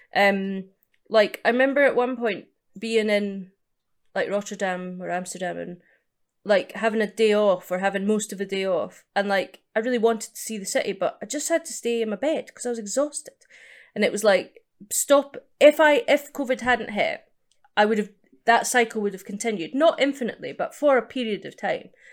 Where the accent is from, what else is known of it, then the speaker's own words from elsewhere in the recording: East Coast of Scotland, United Kingdom; also born or lived in Edinburgh; now in London, United Kingdom; I'm from the East Coast, so it was Edinburgh where I was doing the majority of my gigs